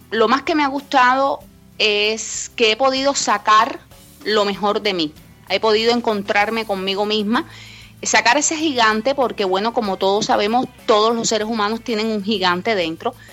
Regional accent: Cuba; Y se me quedó el bombillo, como decimos a lo buen cubano, porque bueno, soy cubana.

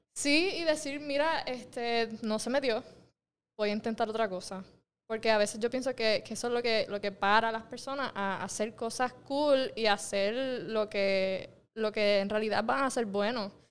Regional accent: Mayagüez, Puerto Rico; yo nací en Mayagüez

